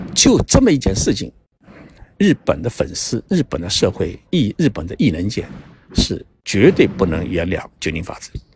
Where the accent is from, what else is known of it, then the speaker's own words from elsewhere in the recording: China; moved away; also born or lived in Japan; 我们中国人的心